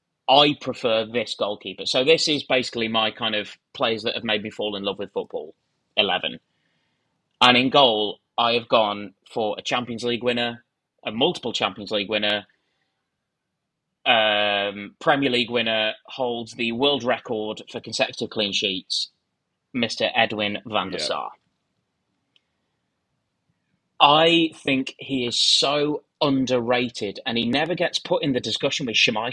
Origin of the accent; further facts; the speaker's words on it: Stoke-on-Trent, West Midlands, United Kingdom; I grew up in Stoke.